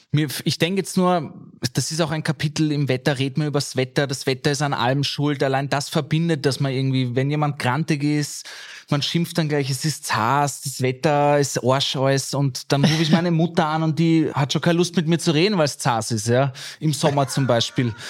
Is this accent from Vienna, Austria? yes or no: yes; Vienna, Austria; ich fühle mich dann doch als Wiener auf jeden Fall, weil ich hier geboren und aufgewachsen bin